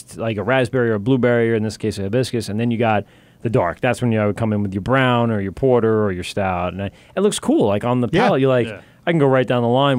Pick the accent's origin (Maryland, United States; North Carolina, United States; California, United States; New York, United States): New York, United States; Amityville; I grew up in Amityville